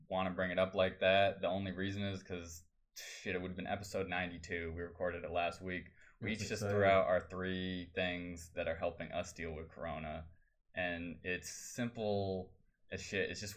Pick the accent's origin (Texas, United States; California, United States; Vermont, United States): Vermont, United States; moved away; That's where I'm from.